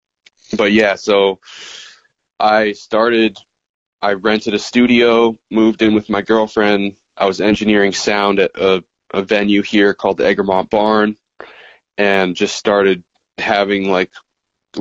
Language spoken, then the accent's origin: English; Massachusetts, United States; I'm back in Mass, watching dispensaries pop up in my hometown